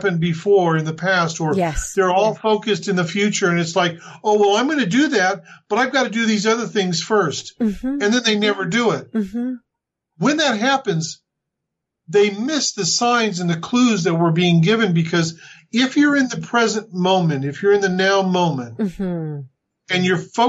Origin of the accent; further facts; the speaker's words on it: the Bible Belt, United States; moved away as an adult; now in New Zealand; growing up in the Bible Belt